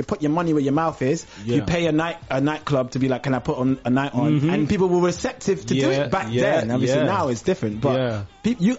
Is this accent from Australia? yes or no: no; London, United Kingdom; I'm Walthamstow as well